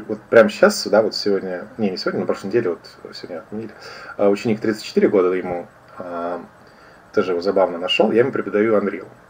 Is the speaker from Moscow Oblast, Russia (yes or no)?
no; Kaliningrad, Kaliningrad Oblast, Russia; я из Калининграда